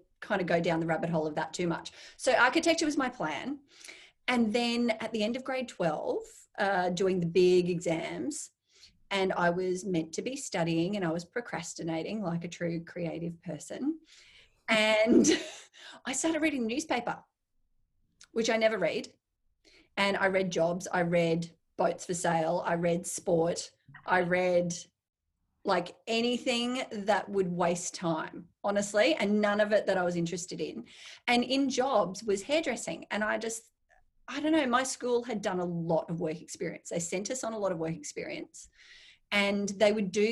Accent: Brisbane, Queensland, Australia; I grew up in Brisbane

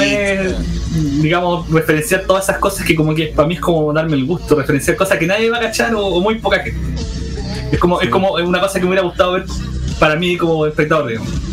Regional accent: Iquique, Tarapacá, Chile; moved away as an adult; also born or lived in Santiago; yo soy originario de Iquique, pero en esa época estaba en Santiago

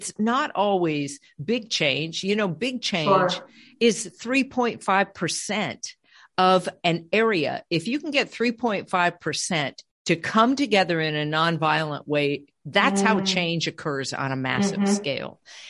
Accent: California, United States; also born or lived in Colorado; And I came from California and we met in Colorado.

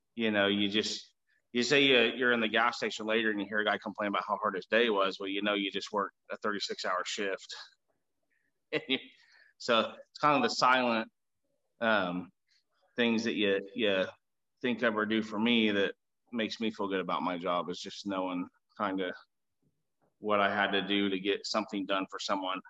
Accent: Augusta, Kansas, United States; Augusta, Kansas, where I grew up

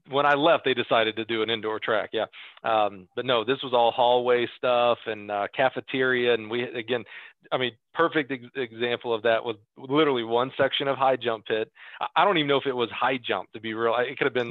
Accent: Alabama, United States; moved away; Growing up in Alabama, running high school track there for indoor

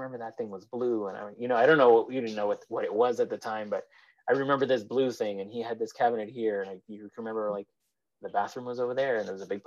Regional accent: Chicago, Illinois, United States; moved away as an adult; now in Erie, United States; I'm originally born and raised in Chicago

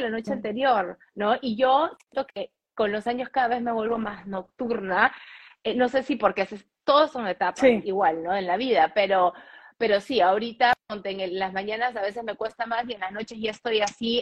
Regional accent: Peru; moved away as an adult; also born or lived in New York, United States; now in Miami, United States; Yo crecí en Perú, o sea, nací en Perú, crecí en Perú, estudié en Perú y trabajé en Perú

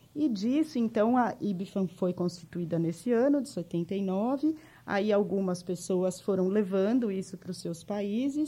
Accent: Jundiaí, São Paulo, Brazil; accent: interior de São Paulo (puxado); moved away as an adult; now in São Paulo, Brazil; eu sou de Jundiaí, né? Eu sou nascida em Jundiaí, criada lá também

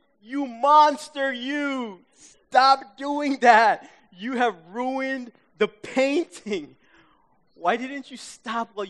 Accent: New York City, New York, United States; growing up in my hometown of Queens, we watched PBS.

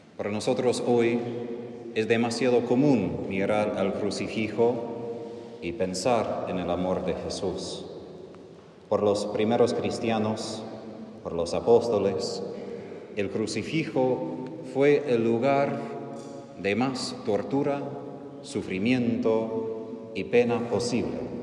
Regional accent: United States; Spanish is a second language; moved away; Soy de Estados Unidos, donde hablamos de independencia, de libertad

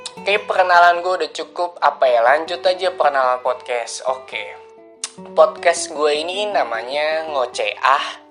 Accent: Bekasi, West Java, Indonesia; Gua lahir di Bekasi, tepat pada tanggal lima belas Juli.

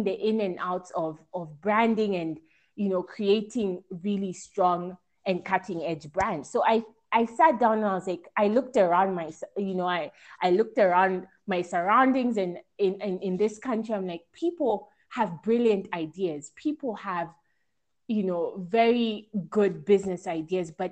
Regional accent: Kenya; moved away as an adult; also born or lived in Italy; I was making the decision to come back home

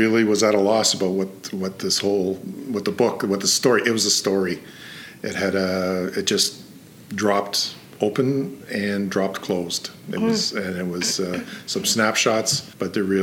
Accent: Toronto, Ontario, Canada; now in Prince George, Canada; I grew up in Toronto

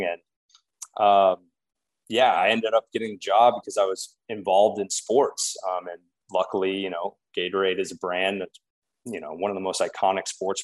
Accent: Des Moines, Iowa, United States; moved away as an adult; also born or lived in Chicago; now in Portland, United States; I grew up in Des Moines, Iowa, kind of small town life

